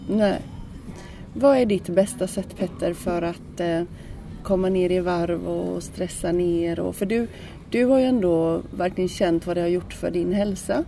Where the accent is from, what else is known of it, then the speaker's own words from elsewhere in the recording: Sweden; vi kommer ju från Sverige